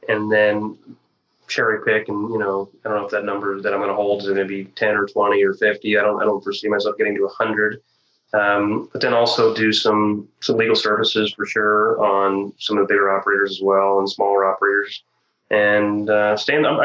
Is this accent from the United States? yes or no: yes; Illinois, United States; South of Springfield. So Illinois. I'm from Illinois.